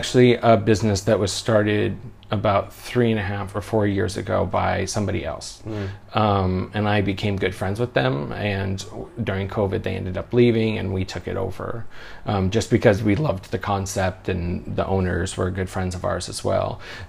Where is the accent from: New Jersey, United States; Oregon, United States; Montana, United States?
Oregon, United States; now in Other country; Yeah, I'm from Oregon in the States. It's much busier. You know, the biggest city back home is 1 million-something people